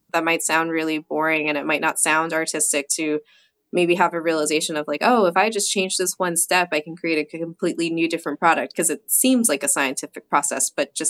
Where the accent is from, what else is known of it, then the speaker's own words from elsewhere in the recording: New Jersey, United States; Being from New Jersey, I had to pick something that was, you know, kind of harkens back to my home state.